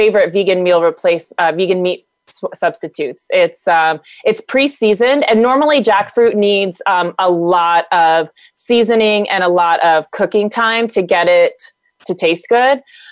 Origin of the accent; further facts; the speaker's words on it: the South, United States; I'm from the South